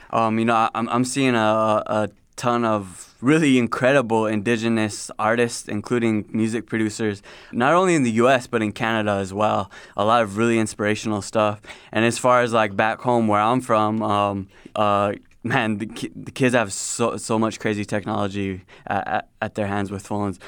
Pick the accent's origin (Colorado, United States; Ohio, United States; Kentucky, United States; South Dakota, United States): South Dakota, United States; I was born and raised in South Dakota